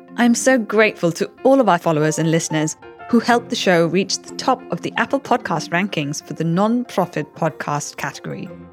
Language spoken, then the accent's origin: English; Chennai, Tamil Nadu, India; Tamil Nadu is my home state. I'm from Chennai